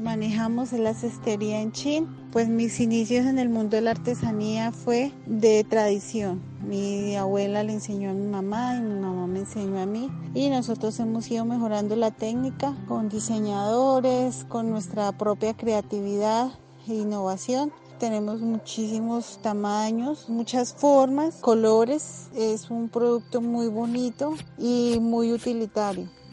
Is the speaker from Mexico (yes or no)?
no; Tenza, Boyacá, Colombia; soy del municipio de Tensa, Boyacá